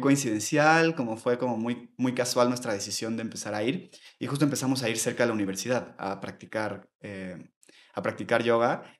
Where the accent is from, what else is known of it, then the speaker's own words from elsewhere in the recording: Mexico City, Mexico; soy de la Ciudad de México también. Yo nací y crecí aquí toda mi vida